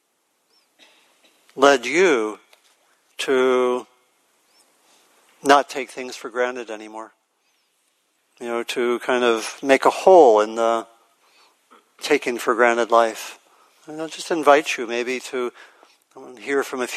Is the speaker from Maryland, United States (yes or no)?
yes; Maryland, United States; I grew up in Maryland, and I went to elementary school with a lot of African-American kids